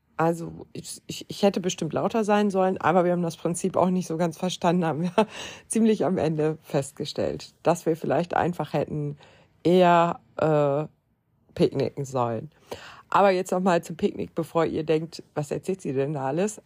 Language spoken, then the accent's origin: German; Lower Saxony, Germany; Aber ich komme ja aus Niedersachsen